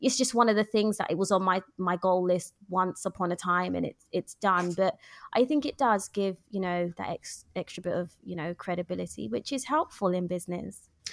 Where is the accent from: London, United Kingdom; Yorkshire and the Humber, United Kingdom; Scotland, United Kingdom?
London, United Kingdom; now in Luton, United Kingdom; born and bred in London